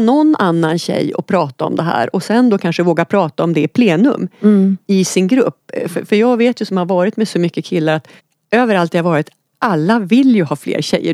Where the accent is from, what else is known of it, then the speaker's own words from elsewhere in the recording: Oxelösund, Södermanland, Sweden; moved away; hemma i Oxelösund